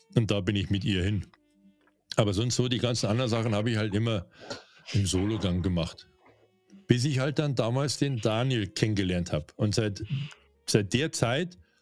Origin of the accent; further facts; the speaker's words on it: Bavaria, Germany; accent: Bavarian; also born or lived in North Rhine-Westphalia; bei mir merkt man schon, dass ich aus Bayern komme